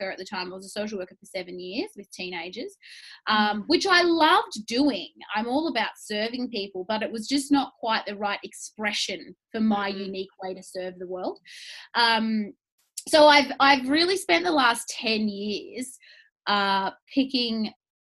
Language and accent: English; Melbourne, Victoria, Australia; I'm from Melbourne.